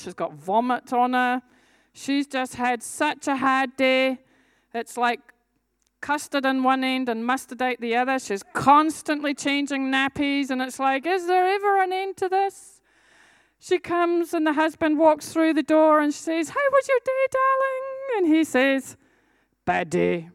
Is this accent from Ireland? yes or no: no; Scotland, United Kingdom; I'm a Scottish warrior